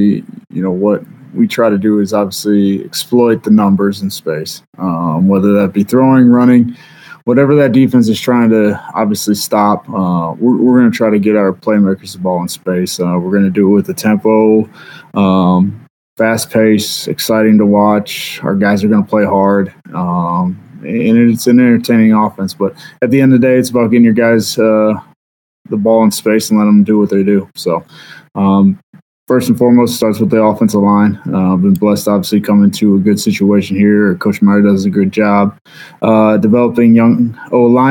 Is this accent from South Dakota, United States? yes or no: no; Northeastern Ohio, United States; moved away as an adult; now in Ogden, United States; Growing up in the Northeast